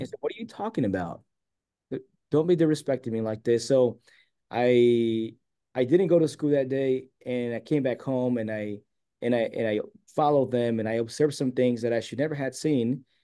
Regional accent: San Diego, California, United States; I was born and raised here in San Diego

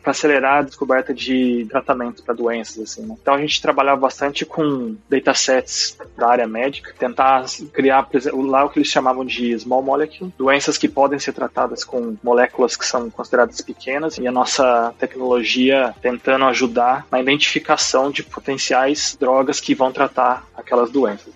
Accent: São João da Boa Vista, São Paulo, Brazil; accent: Brazilian; moved away as an adult; also born or lived in São Carlos, Brazil; now in London, United Kingdom; Eu venho de uma cidade chamada São João da Boa Vista, uma cidade pequena, não tão pequena, mas é pequena, menos de 100 mil habitantes, no interior de São Paulo

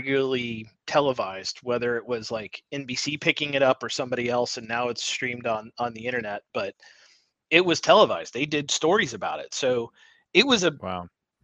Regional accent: New Albany, Indiana, United States; I grew up in New Albany, Indiana.

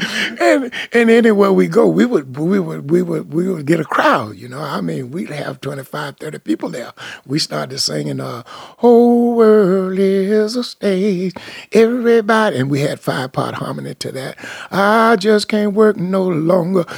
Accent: Apopka, Florida, United States; moved away; I grew up in Apopka, Florida, which is like uh, 12 miles north of Orlando.

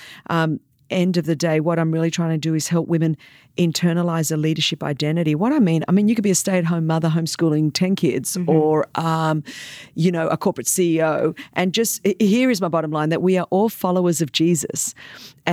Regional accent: Australia; first language Greek; English is a second language; grew up second generation migrant Greek in a time when Australia was very divided over, you know, kind of immigrant issues and migrants coming in.

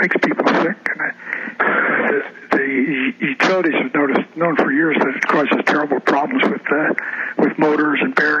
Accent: Olympia, Washington, United States; I checked through my hometown of Olympia, they got it in 1902.

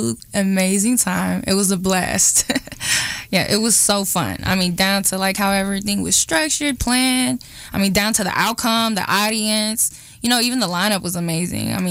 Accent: Kansas City, United States; I'm from Kansas City

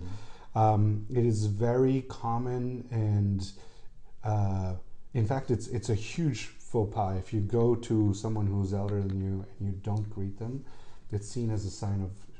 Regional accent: Austria; I think, you know, growing up in Austria, but then at the same time being taught Bangladeshi values is something that it was difficult

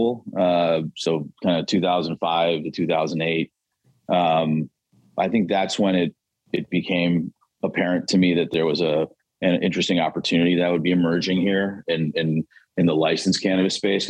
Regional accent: Buffalo, New York, United States; moved away as an adult; also born or lived in Columbus, Ohio / Ann Arbor, Michigan; I grew up in Western New York, outside of Buffalo

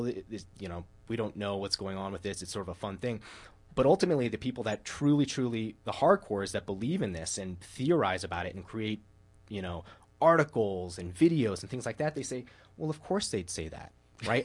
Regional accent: Denver, Colorado, United States; I was from Denver

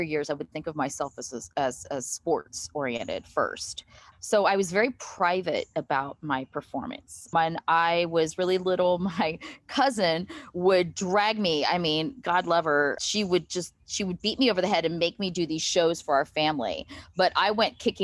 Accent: Marietta, Ohio, United States; now in Columbus, United States; And we grew up in Marietta.

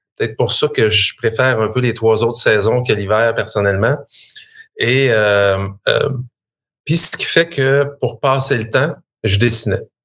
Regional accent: Shawinigan, Quebec, Canada; moi, je suis euh, fier natif de la Mauricie. Je viens de Shawinigan.

